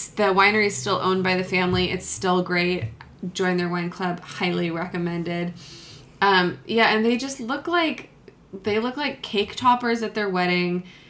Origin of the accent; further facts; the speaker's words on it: United States; I'm American.